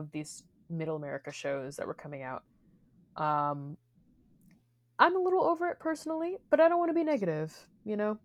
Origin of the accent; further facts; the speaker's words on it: Missouri, United States; I come from Missouri